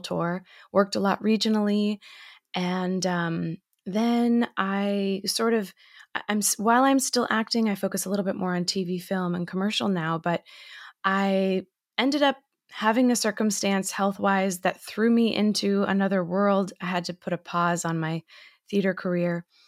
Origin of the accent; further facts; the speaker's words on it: Massachusetts, United States; now in New York City, United States; I'm actually currently from Massachusetts